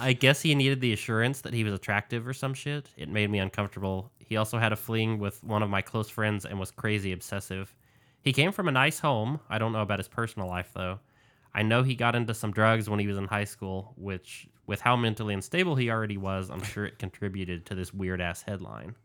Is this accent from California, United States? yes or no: no; New Mexico, United States; my home state of New Mexico